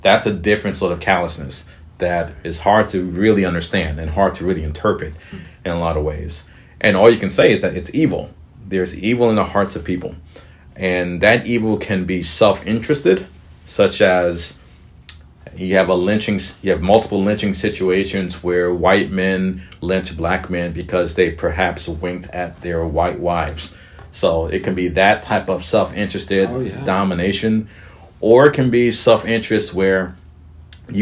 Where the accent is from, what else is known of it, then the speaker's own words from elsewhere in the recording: right outside of Atlanta, Georgia, United States; I was raised right outside of Atlanta